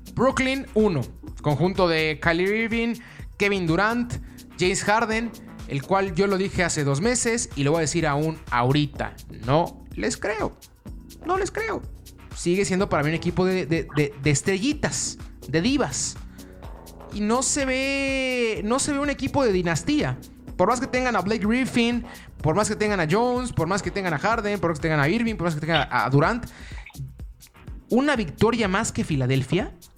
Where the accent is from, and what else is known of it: Mexico